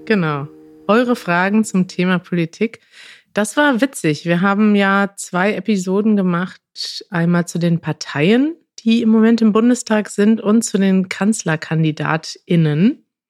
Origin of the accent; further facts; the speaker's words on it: Münster, North Rhine-Westphalia, Germany; als Münsteraner